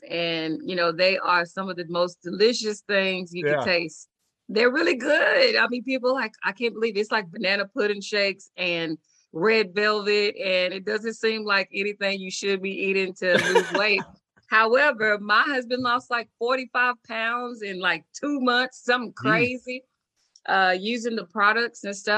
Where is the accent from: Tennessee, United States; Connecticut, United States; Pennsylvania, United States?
Tennessee, United States; Nashville; I grew up in Nashville, Tennessee